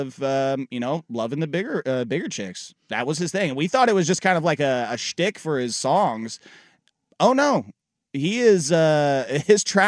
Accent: Tualatin, Oregon, United States; also born or lived in Sherwood, Oregon; I went to Tualatin and then moved to Sherwood after eighth grade

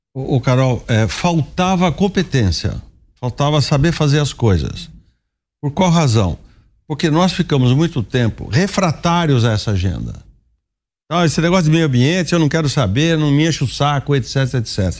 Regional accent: Araras, São Paulo, Brazil; eu vou lá para Araras, minha terra

